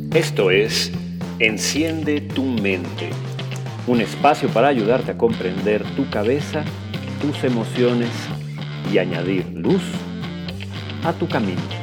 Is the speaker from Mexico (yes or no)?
yes; Mexico; podemos amar México. Podemos amarlo con todo nuestro ser, como país, como concepto, como nuestra tierra